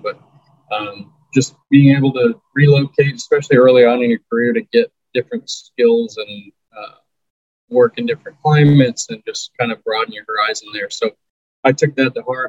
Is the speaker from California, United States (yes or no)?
no; Raleigh, North Carolina, United States; moved away as an adult; also born or lived in San Diego / Reno; I'm from Raleigh